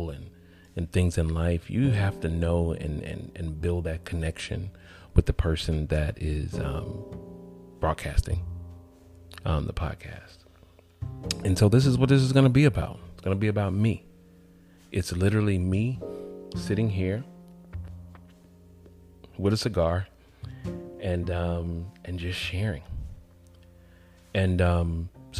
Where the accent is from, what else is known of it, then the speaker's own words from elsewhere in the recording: College Park, Georgia, United States; moved away as an adult; also born or lived in Atlanta, Georgia / Marco Island, Florida; I was born in Atlanta, Georgia, South Fulton Hospital, and but raised in College Park, Georgia, a suburb of Atlanta, where the airport is located